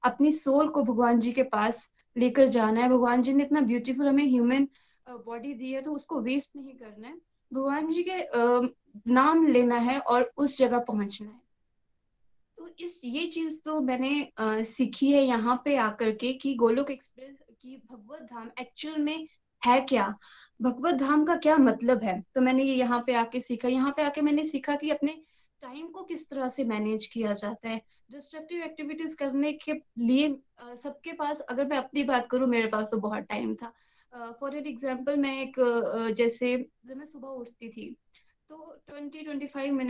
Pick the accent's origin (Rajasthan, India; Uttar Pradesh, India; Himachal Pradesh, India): Himachal Pradesh, India; Chamba; मैं चंबा हिमाचल प्रदेश से हूँ